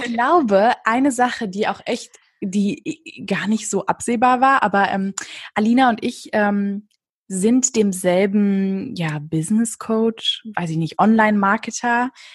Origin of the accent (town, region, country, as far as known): Berlin, Germany; born or raised there